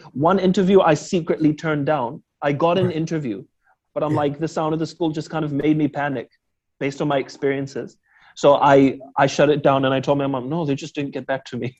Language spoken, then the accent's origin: English; Auckland, New Zealand; I'm born and raised New Zealander